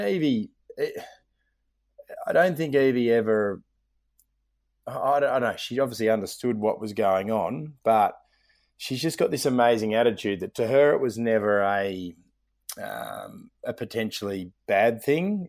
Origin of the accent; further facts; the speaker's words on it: Melbourne, Victoria, Australia; I was from Melbourne